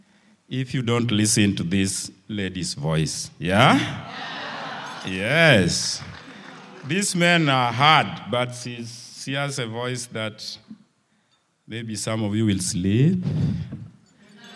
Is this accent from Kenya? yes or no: yes; Kenya; English is a second language; now in Nairobi, Kenya; We come from Luo tribe